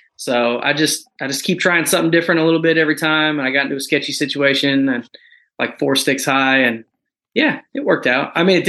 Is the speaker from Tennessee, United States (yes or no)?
no; Western New York, United States; moved away as an adult; now in Fort Campbell, United States; I am from Western New York. We grew up hunting nothing but state land.